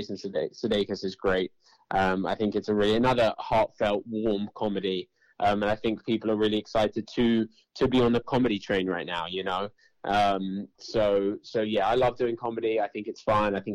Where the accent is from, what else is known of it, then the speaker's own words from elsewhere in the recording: London, United Kingdom; I am from London